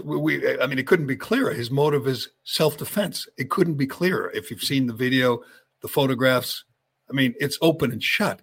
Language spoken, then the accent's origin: English; Chelmsford, Massachusetts, United States; my my hometown, my my area, my city, Chelmsford